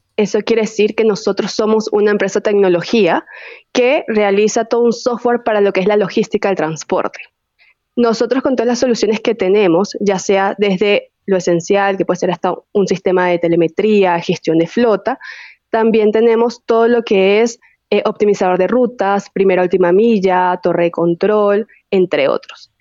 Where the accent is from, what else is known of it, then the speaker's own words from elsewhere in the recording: Venezuela; accent: venezolano; moved away as an adult; also born or lived in Chile; now in Mexico; soy venezolana